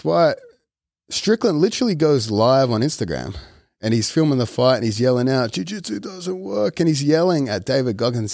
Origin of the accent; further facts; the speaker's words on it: Australia; moved away; as an Australian amongst Americans